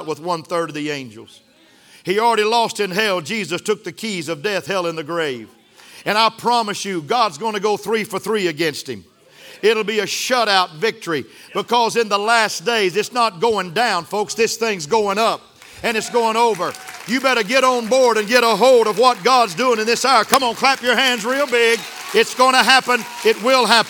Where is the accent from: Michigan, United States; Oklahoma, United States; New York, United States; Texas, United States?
Texas, United States; Sundown; I was raised in West Texas. We had some sandstorms in West Texas.